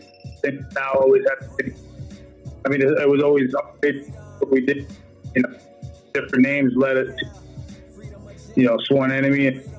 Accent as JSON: {"language": "English", "town": "New York City", "region": "New York", "country": "United States", "tie": "born or raised there", "said": "I was raised in Queens, though, Jamaica, Queens, like LL, 50, you know, those areas."}